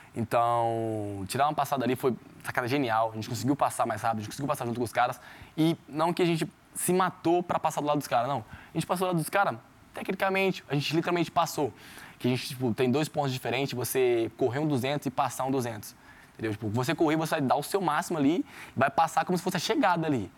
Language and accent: Portuguese; São Joaquim da Barra, São Paulo, Brazil; me conhece de São Joaquim da Barra, me conhece da rua lá da minha quebrada